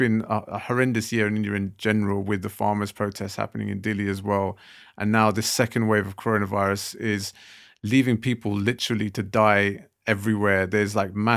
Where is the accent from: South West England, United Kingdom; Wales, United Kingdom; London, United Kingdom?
London, United Kingdom; Southall; I was a kid growing up in Southall